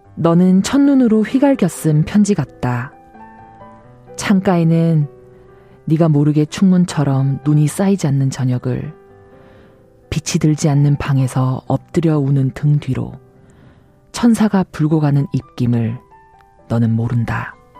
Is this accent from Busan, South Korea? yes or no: yes; Busan, South Korea; moved away as an adult; also born or lived in Seoul; 고향이 부산이라서 2 0살 대학을 서울로 이제 유학을 올 때까지